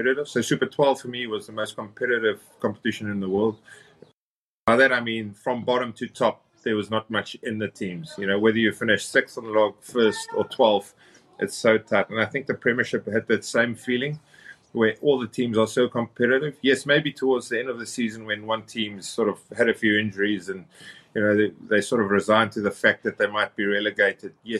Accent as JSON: {"language": "English", "town": "Cape Town", "region": "Western Cape", "country": "South Africa", "said": "down in Cape Town, where I'm from"}